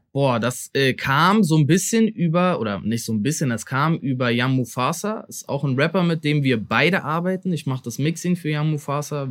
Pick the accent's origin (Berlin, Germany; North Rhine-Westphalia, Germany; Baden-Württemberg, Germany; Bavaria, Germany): Berlin, Germany; dass ich auch Berliner bin